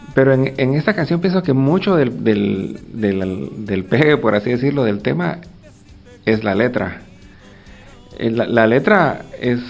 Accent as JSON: {"language": "Spanish", "country": "Guatemala", "said": "una sociedad como la guatemalteca que no solo estaba en guerra, sino que pues, también a veces creo que padecemos de cierto pesimismo"}